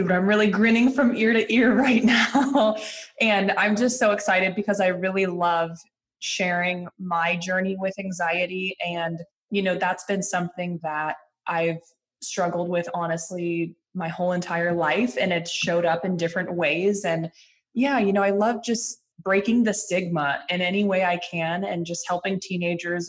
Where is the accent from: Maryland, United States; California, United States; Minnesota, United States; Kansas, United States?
California, United States; Lafayette; I grew up outside of San Francisco in a little suburban town called Lafayette.